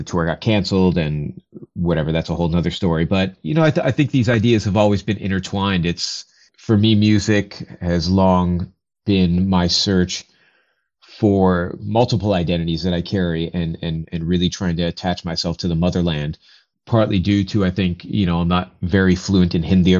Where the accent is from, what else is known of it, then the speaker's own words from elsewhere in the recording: Rochester, New York, United States; now in Brooklyn, New York, United States; Growing up in Rochester, New York, we'd have these Indian parties every now and then during the summer